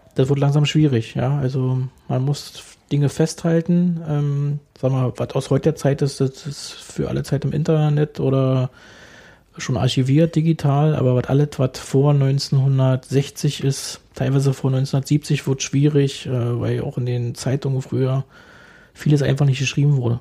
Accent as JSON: {"language": "German", "region": "Berlin", "country": "Germany", "tie": "born or raised there", "said": "Ich bin gebürtiger Köpenicker, ein echter Köpenicker, weil im Krankenhaus Köpenick geboren, habe auch nur in Köpenick gewohnt"}